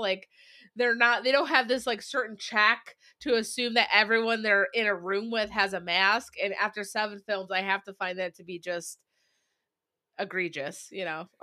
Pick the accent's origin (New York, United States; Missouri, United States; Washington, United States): New York, United States; Syracuse; Syracuse, uh, which we appreciate as our hometown